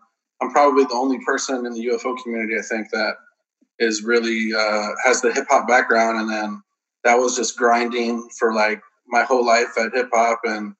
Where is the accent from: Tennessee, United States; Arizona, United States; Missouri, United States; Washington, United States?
Arizona, United States; Tucson; also born or lived in Miami / Kentucky / Los Angeles; I was born in Miami, Florida. I've lived all over the country. I've lived in Kentucky, L.A., California. And then I grew up mostly in Tucson, Arizona. Then I moved to Texas. And I've been in Texas for a long time now.